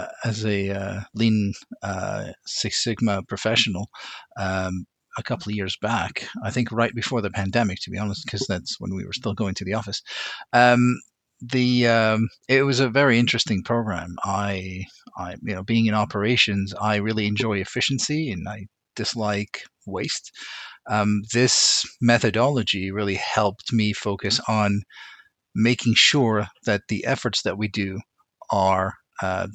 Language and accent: English; Beirut, Beirut Governorate, Lebanon; moved away; I was born in Beirut, Lebanon